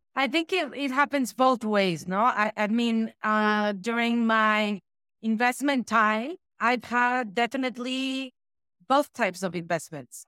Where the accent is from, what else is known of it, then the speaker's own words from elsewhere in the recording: Mexico City, Mexico; I am born and raised in Mexico City.